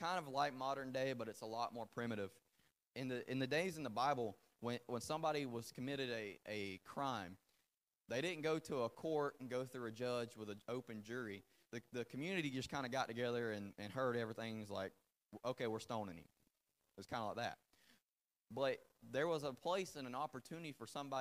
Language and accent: English; the South, United States; first language English; I was born in South in America where we say yes ma'am whether you're married or not.